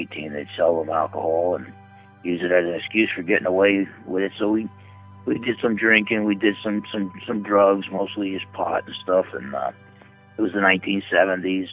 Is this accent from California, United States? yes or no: no; Newark, New Jersey, United States; I was born on January 1st, 1960, in Newark, New Jersey